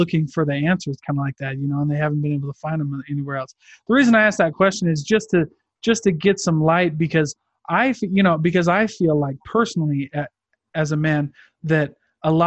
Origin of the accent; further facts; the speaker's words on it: Midwest, United States; I grew up in the Midwest, very like farming, factory, small town